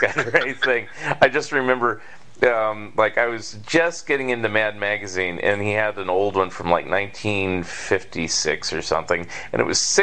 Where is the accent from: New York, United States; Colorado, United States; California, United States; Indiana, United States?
California, United States; Northern; I grew up in Northern California, and then for a time between ages 6 and 9 in the 70s, I lived in Southern California briefly